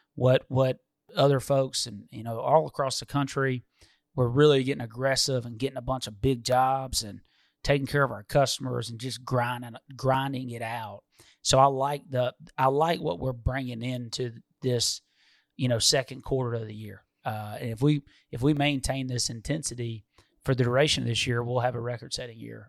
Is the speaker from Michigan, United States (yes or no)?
yes; Detroit, Michigan, United States; I'd have to go with my hometown. I mean, I don't, we don't have operations in Minnesota, so we gotta go with Detroit.